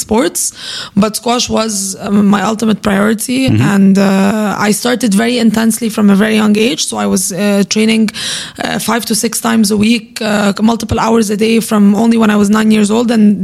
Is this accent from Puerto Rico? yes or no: no; Egypt; I grew up in Egypt